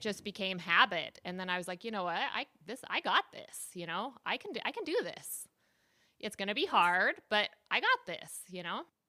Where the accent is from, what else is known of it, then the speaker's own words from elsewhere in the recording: San Diego, California, United States; moved away as an adult; also born or lived in Utah / Puerto Rico; now in El Salvador; I was born in Utah and kind of moved around a little bit, but I spent the majority of my, my, my time in San Diego